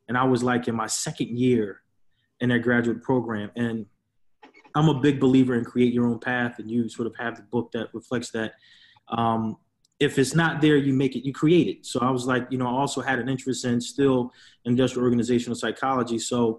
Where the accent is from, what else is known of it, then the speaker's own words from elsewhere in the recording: Philadelphia, Pennsylvania, United States; So, I'm from West Philly. My parents, are from, the West Philadelphia Winfield section.